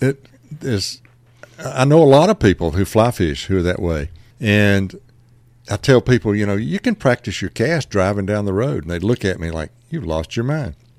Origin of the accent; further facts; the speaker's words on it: Bradley, Georgia, United States; I grew up about, uh, fifteen miles outside of Macon in Jones County, a little community called Bradley